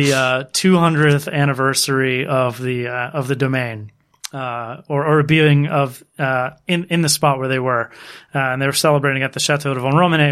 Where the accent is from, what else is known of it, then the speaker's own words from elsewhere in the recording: Dundalk, Maryland, United States; I've never forgotten where I'm from. Was born in Dundalk, Maryland